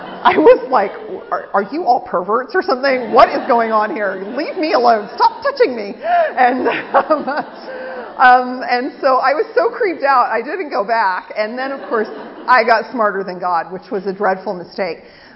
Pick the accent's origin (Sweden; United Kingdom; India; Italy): United Kingdom; England; now in United States; So this is how the peace went in my church that I grew up in England.